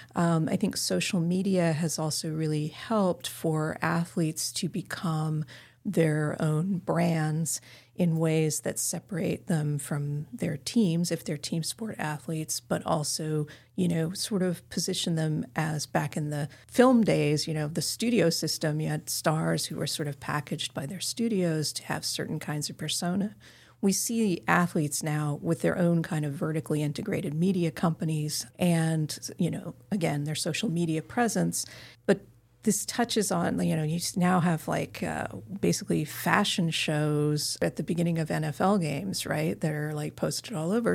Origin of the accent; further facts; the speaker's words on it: Carbondale, Illinois, United States; now in Southern California, United States; my hometown arena in Carbondale, Illinois